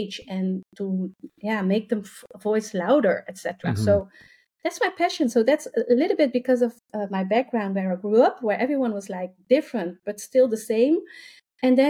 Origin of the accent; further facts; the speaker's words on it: Rotterdam, South Holland, Netherlands; I'm from the Netherlands. I have been born and raised in Rotterdam